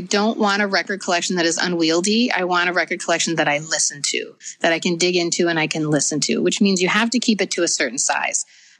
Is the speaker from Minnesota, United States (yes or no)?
yes; Minnesota, United States; I'm from Minnesota